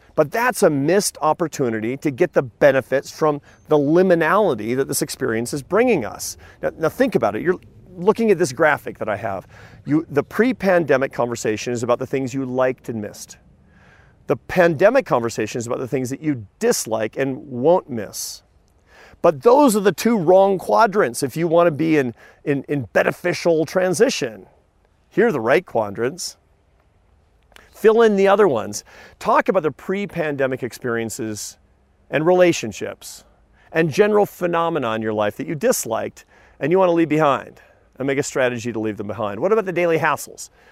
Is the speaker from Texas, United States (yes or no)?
no; Seattle, Washington, United States; I grew up in Seattle, Washington